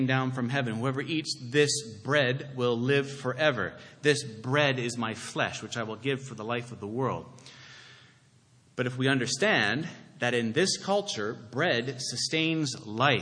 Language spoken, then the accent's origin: English; Canada; now in Toronto, Canada; as a Canadian